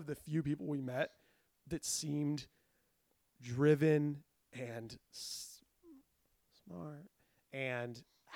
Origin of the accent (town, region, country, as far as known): Los Angeles, California, United States